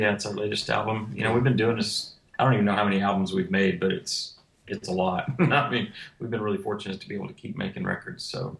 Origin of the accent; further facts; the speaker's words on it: Fort Worth, Texas, United States; moved away as an adult; now in Nashville, United States; Yeah, originally I grew up in Fort Worth, Texas, and lived there until I was about 24, 25, and then migrated up to Nashville, and I've been here the other half of my life.